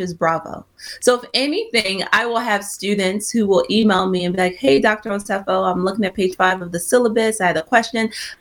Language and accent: English; Nigeria; I'm Nigerian